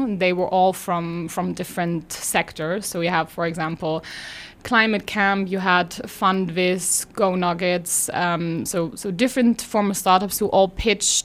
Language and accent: English; Germany; now in Luxembourg; I'm from Germany